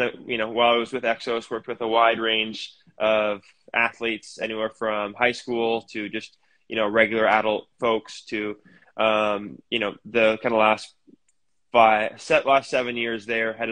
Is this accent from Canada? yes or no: yes; Canada; moved away as an adult; also born or lived in Arizona, United States; I grew up here in Canada before moving down to Arizona for better part of a decade